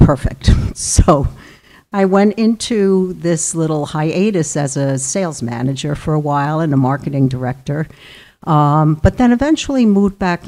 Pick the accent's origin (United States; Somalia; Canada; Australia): United States; Clifton, New Jersey; moved away as an adult; also born or lived in Purchase, New York / Phoenix, Arizona; now in Westerly, United States; I grew up in Northeast New Jersey in a town called Clifton